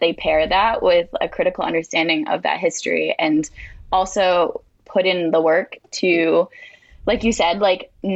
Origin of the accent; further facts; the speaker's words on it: Martha's Vineyard, Massachusetts, United States; I'm from Martha's Vineyard.